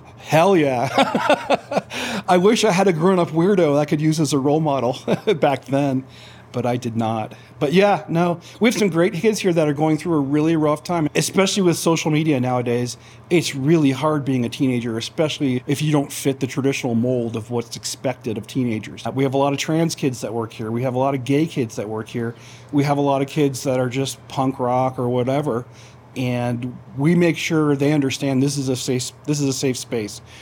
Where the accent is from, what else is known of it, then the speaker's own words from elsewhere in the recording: Florida, United States; now in Idaho Falls, United States; I grew up in Florida